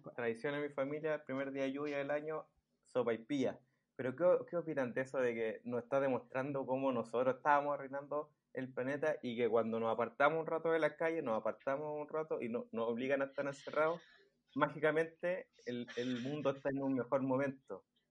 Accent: Santiago, Santiago Metropolitan Region, Chile; yo y el lugar que somos de Santiago

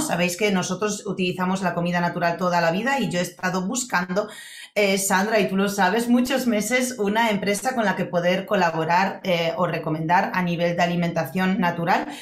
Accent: Poland; now in Spain; yo cuando era pequeña en Polonia

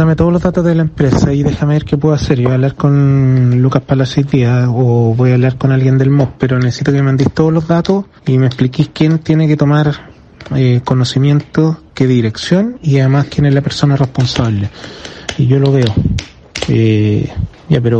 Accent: Chile; somos chilenos

